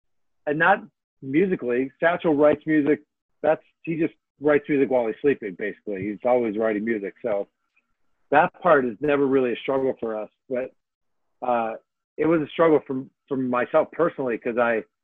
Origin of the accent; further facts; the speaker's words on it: Chicago, Illinois, United States; I'm from Chicago